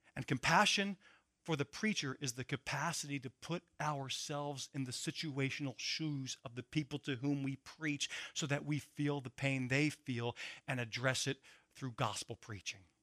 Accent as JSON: {"language": "English", "town": "Philadelphia", "region": "Pennsylvania", "country": "United States", "said": "I'm from Philadelphia"}